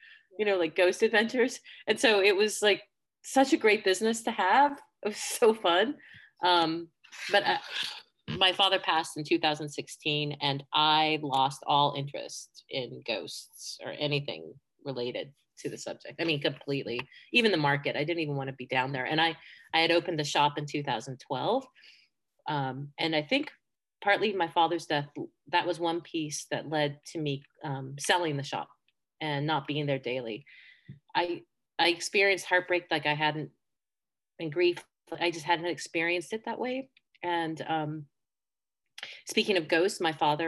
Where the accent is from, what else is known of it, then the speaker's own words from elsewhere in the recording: Seattle, Washington, United States; also born or lived in Spain; I was born in Spain to two American parents who left in late 1979. So I was seven and we moved to Seattle